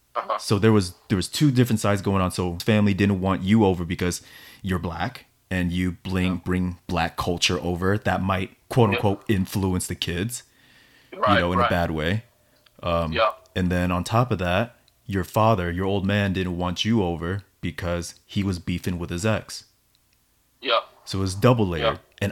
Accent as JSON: {"language": "English", "country": "United States", "said": "just because I'm I'm American, and you know, it's the community that actually took me in immediately without question."}